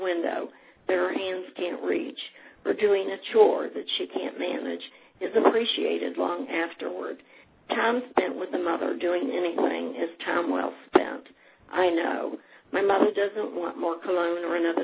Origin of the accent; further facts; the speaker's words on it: Putnam County, West Virginia, United States; now in Ohio, United States; born and raised in Putnam County and now residing in Ohio.